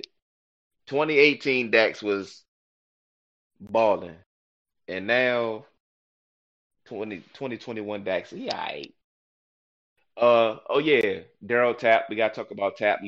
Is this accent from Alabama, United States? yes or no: no; Newport News, Virginia, United States; I'm from Newport News, Virginia